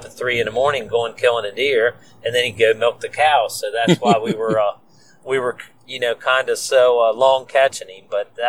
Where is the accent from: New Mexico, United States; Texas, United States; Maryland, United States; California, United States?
Maryland, United States; Hagerstown; I came back to my home county of Washington County, which is near Hagerstown, Maryland.